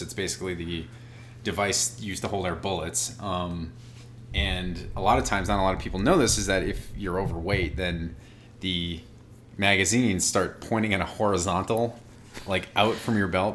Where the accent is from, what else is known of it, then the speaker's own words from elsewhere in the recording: Boston, Massachusetts, United States; I'm from Boston